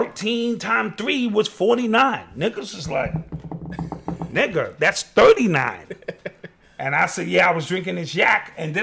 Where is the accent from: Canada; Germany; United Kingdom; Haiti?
Haiti; I'm from Haiti. You from Haiti.